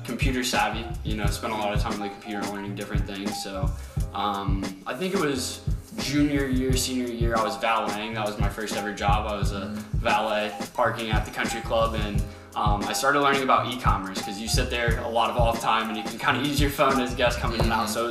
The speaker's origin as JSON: {"language": "English", "town": "Lima", "region": "Ohio", "country": "United States", "tie": "born or raised there", "said": "You know, as you guys heard already in my little introduction, we're from Lima, Ohio."}